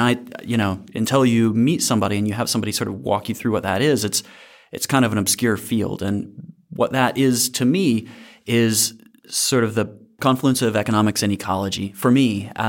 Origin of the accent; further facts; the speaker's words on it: Alabama, United States; I grew up in North Alabama, though not Wisconsin, but in kind of this funny place that it's like North Alabama's, you know, covered in woods, but it also has a NASA installation in Huntsville, Alabama.